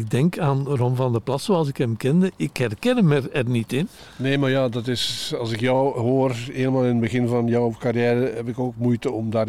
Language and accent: Dutch; Katwijk, South Holland, Netherlands